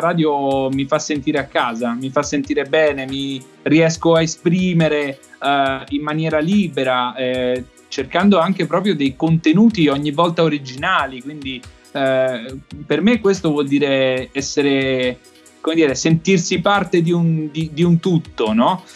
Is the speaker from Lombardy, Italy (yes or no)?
no; Benevento, Campania, Italy; now in Emilia-Romagna, Italy; sono nato a Benevento, attualmente vivo in Emilia Romagna